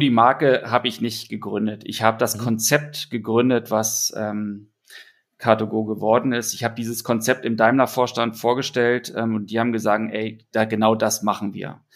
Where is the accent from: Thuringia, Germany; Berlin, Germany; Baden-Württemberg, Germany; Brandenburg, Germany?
Berlin, Germany; Ich komme ja aus Berlin